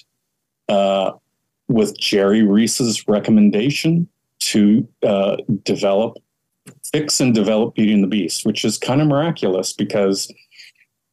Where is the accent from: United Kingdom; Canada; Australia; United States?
Canada; Ontario; moved away; I grew up in Canada